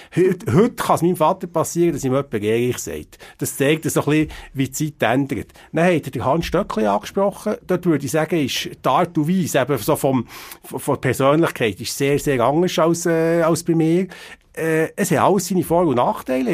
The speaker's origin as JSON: {"language": "German", "town": "Biel", "region": "Bern", "country": "Switzerland", "tie": "born or raised there", "said": "ich bin ein Bieler Kind"}